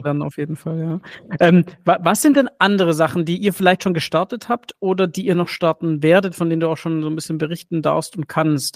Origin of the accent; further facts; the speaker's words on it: Stuttgart, Baden-Württemberg, Germany; ich bin ja Stuttgarter und, und ja. ich war fürs Studium weg